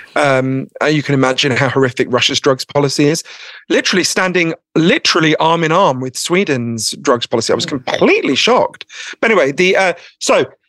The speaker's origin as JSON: {"language": "English", "country": "United Kingdom", "said": "I'm too British"}